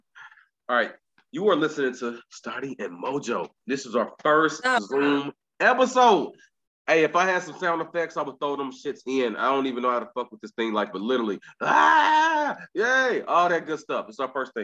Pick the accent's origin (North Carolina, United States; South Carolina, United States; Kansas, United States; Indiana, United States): Indiana, United States; I'm from Indiana, not Gary